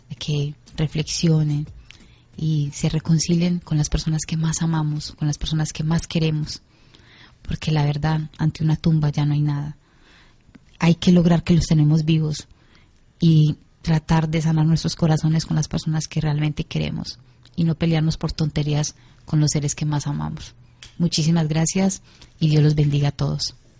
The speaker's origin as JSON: {"language": "Spanish", "country": "Colombia", "said": "yo vengo desde Colombia"}